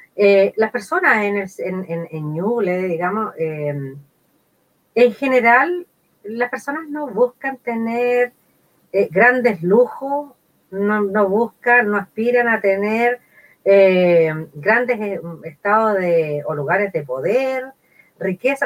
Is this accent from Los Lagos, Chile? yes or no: no; San Carlos, Ñuble, Chile; also born or lived in Temuco; soy san Carlina de Ñuble, eh, me fui de, esta zona a los 18 años